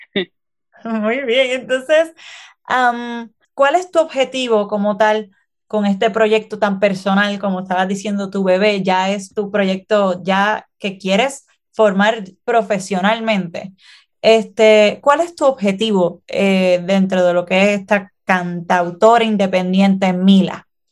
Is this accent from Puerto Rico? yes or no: yes; Puerto Rico; nosotros somos puertorriqueños y puertorriqueñas